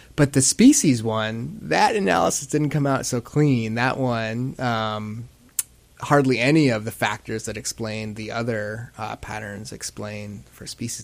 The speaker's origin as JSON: {"language": "English", "town": "Kenai", "region": "Alaska", "country": "United States", "tie": "born or raised there", "also_born_or_lived": "Anchorage", "said": "I grew up in Kenai"}